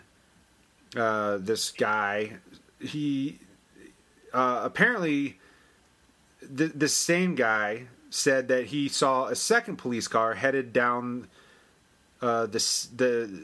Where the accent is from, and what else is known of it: Virginia, United States